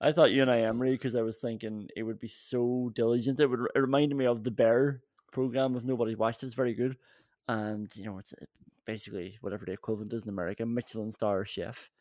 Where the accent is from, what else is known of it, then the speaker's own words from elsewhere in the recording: Ireland; I'm from Ireland